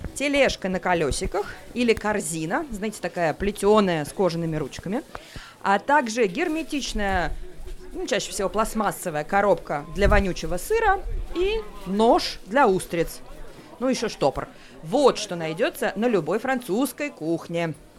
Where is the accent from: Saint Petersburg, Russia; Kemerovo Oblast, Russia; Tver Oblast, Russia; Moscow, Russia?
Saint Petersburg, Russia; now in Paris, France; родилась в Петербурге, живу в Париже